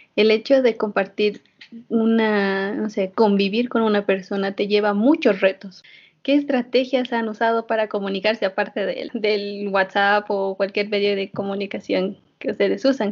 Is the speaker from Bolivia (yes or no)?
yes; Bolivia; nuestra querida Bolivia